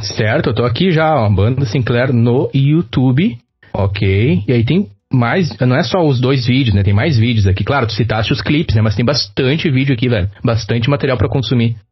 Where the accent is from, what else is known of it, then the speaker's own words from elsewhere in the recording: Rio Grande do Sul, Brazil; accent: gaúcho; nosso sotaque gaúcho